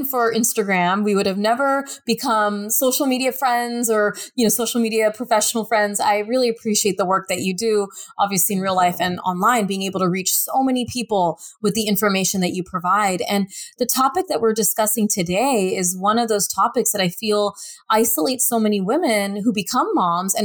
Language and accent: English; United States; being an American woman working in America